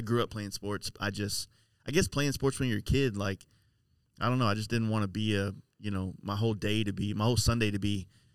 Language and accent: English; Dallas, Texas, United States; Born in Dallas